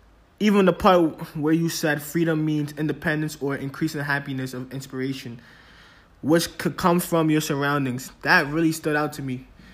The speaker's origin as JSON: {"language": "English", "country": "United States", "said": "As an American, freedom means to me is that I'm able to do whatever I enjoy doing and having freedom of speech."}